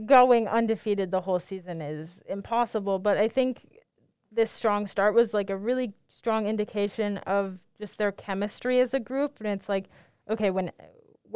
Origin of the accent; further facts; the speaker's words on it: Minneapolis, Minnesota, United States; I'm from Minneapolis